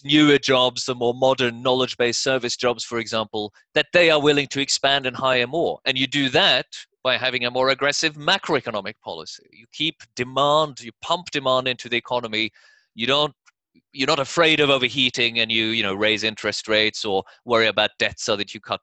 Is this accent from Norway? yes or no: yes; Norway; moved away as an adult; also born or lived in United States; When I was growing up in Norway in the 80s